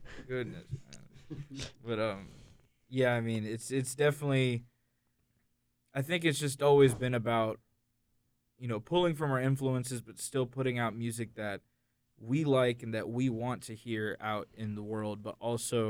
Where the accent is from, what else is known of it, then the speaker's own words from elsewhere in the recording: United States; Kevin and I, were from Randolph County